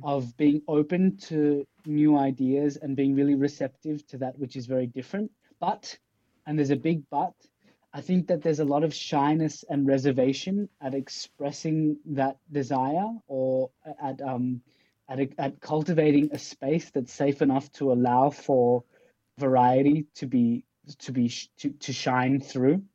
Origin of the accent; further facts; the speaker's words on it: Australia; also born or lived in Pakistan; now in Denmark; I'm from Australia, so I come from a colonized country in a way, yeah. but I'm I'm a migrant from Pakistan along the way